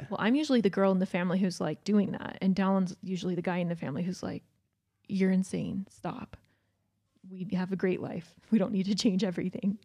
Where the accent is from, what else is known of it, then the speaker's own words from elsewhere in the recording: Georgia, United States; now in Utah, United States; I grew up in Georgia